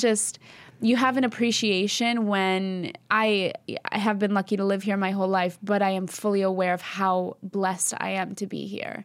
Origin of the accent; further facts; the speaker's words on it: East Coast, United States; we're Albanian. We're from the East Coast